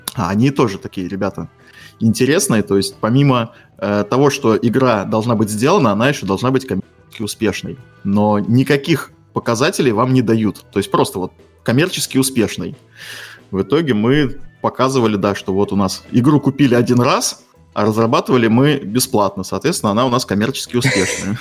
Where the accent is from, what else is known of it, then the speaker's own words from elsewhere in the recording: Estonia; я из Эстонии